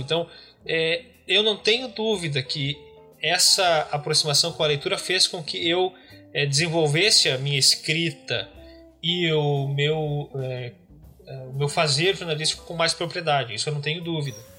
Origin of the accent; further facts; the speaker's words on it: Paim Filho, Rio Grande do Sul, Brazil; moved away as an adult; now in Porto Alegre, Brazil; eu sou natural aqui de, do Rio Grande do Sul, nasci e cresci numa cidade chamada Pai Filho, uma cidade muito pequena, fica no nordeste do estado